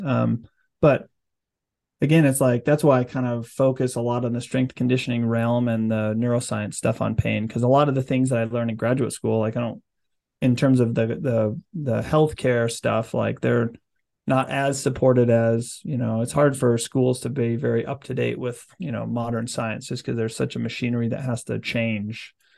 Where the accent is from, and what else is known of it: Utah, United States